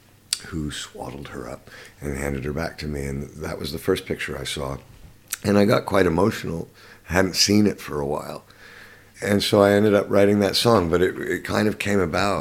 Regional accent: Canada; also born or lived in London, United Kingdom; now in Los Angeles, United States; I grew up in Canada.

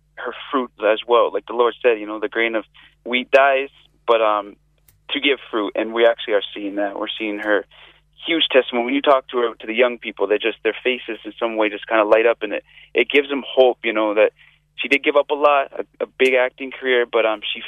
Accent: United States; moved away as an adult; also born or lived in Spain; now in Ireland; We're all American, and we've been in Spain actually the last 10 years.

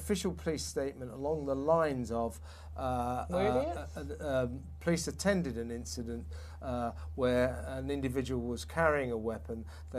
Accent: London, United Kingdom; accent: southwest London; No, that's my southwest London accent.

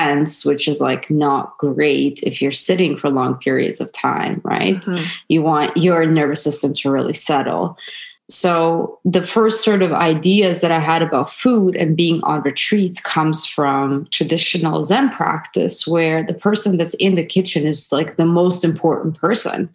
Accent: Sarajevo, Bosnia & Herzegovina; moved away; I was born in former Yugoslavia in Sarajevo, and I'm half Serbian, half Croatian. And the sort of life that I had growing up in Europe

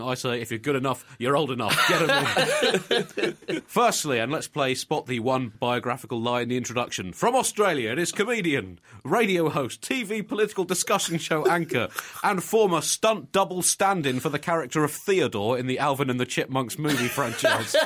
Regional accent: United Kingdom; a Brit

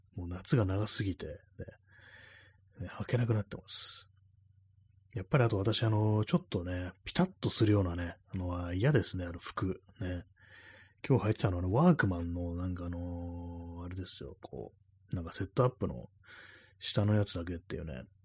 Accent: Tokyo, Japan; 私、東京の人間

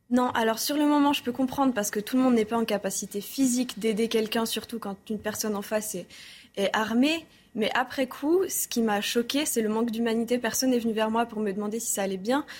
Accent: Switzerland; now in Paris, France; je suis suisse aussi

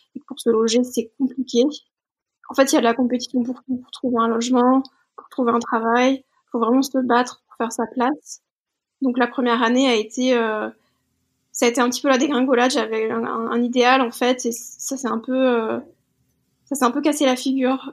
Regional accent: Bordeaux, Nouvelle-Aquitaine, France; je suis originaire de Bordeaux, donc je travaillais toujours là-bas

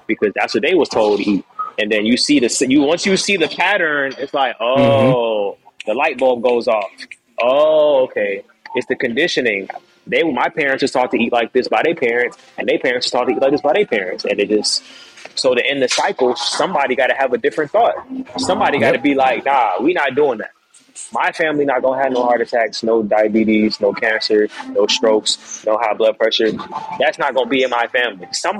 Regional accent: Jamaica; I didn't grow up eating like that, bro. I'm Jamaican, bro. Like, we eating curry chicken, jerk chicken, you know, like, I eat regular food like everybody else.

